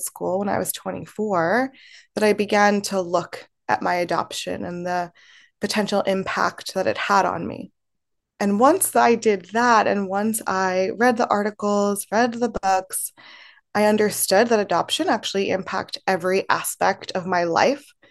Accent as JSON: {"language": "English", "town": "Baltimore", "region": "Maryland", "country": "United States", "tie": "born or raised there", "also_born_or_lived": "Temuco, Chile", "said": "I grew up in Baltimore, Maryland, in a very white community"}